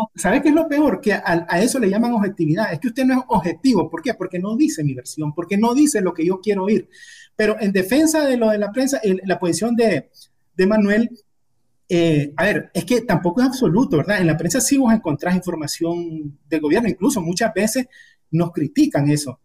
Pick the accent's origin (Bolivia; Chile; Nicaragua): Nicaragua; Quilalí, Nueva Segovia; also born or lived in Ocotal; yo nací en Quilalí, un pueblecito pequeño del norte de, de Nueva Segovia, y mi familia allá no había secundaria, entonces para que nosotros pudiéramos estudiar, una familia de siete hermanos se trasladó a, a Ocotal